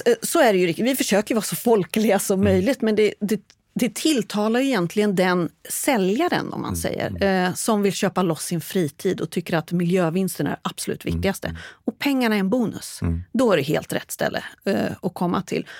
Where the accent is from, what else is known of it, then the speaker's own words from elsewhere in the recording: Stockholm area, Stockholm County, Sweden; moved away as an adult; now in Västervik, Sweden; född och uppvuxen i Stockholmsområdet, men bor sedan 20 år tillbaks i vackra Västervik